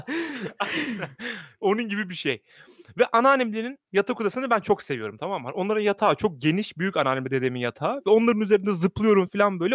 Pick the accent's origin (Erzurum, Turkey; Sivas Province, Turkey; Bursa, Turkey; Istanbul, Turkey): Sivas Province, Turkey; sivaslı olduğumuz için